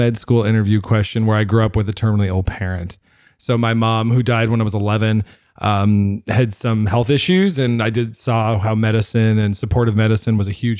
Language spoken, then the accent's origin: English; East Coast, United States; now in Winnipeg, Canada; I am not from Winnipeg. So I grew up on the East Coast, kind of traveled all over the world